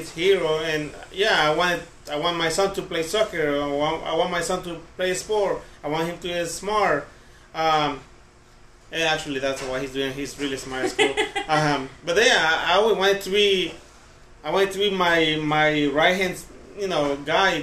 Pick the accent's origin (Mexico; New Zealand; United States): Mexico; Pacific coast; moved away; I'm Hispanic. I come from Mexico, from the Pacific also